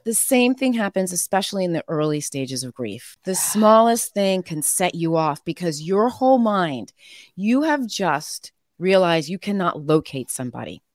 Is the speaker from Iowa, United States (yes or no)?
no; Connecticut, United States; also born or lived in Boston; Connecticut, from New England